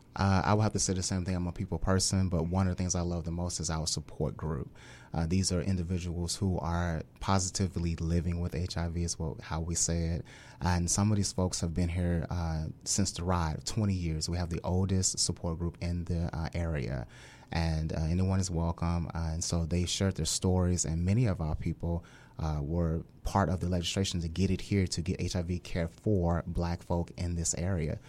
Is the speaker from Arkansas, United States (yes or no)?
yes; Little Rock, Arkansas, United States; moved away as an adult; also born or lived in Hawaii / Mississippi; now in Hampton Roads, United States; I'm a native of Little Rock, Arkansas